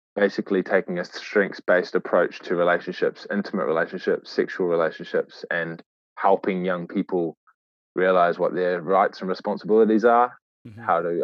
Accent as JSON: {"language": "English", "area": "Great Barrier Island", "region": "Auckland", "country": "New Zealand", "tie": "born or raised there", "also_born_or_lived": "Waitakere, Auckland", "said": "I grew up in Aotea, Great Barrier Island. I was actually born in Waitakere, Auckland, Tamaki Makaurau."}